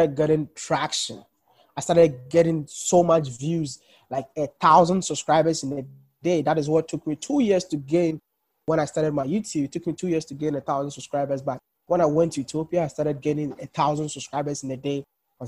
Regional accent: Ghana; moved away as an adult; also born or lived in China; when we were growing up in Africa

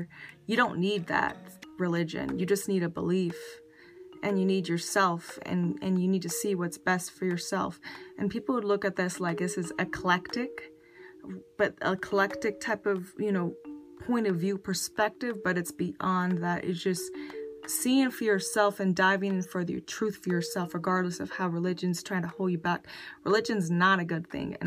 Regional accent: United States; I was born in America

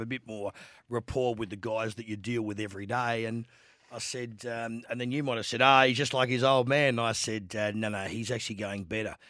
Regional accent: Adelaide, South Australia, Australia; I'm a boy from Adelaide

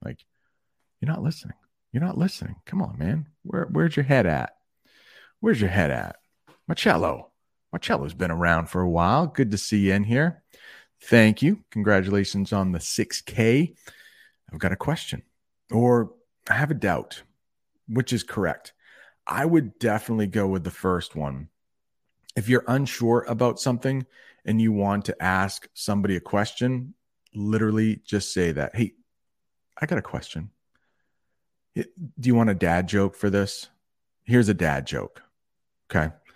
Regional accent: Maine, United States; I'm from Maine, and that is in the northern part of the United States.

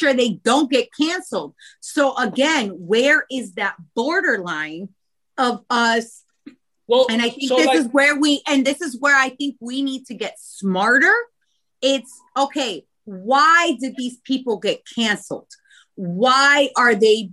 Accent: Boca Raton, Florida, United States; moved away as an adult; also born or lived in Long Island, New York / Bronx, New York / Harlem, New York / New Jersey; I was born in Long Island. I was raised in Boca Raton, Florida.

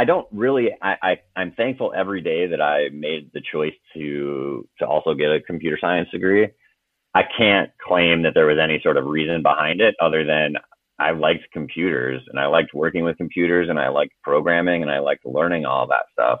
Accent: Clark, South Dakota, United States; moved away; also born or lived in Raymond, South Dakota / Vermillion, South Dakota / Washington DC; I was born and raised in South Dakota

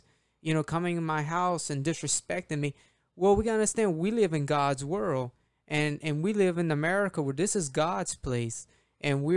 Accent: United States; I'm American, I'm a Christian

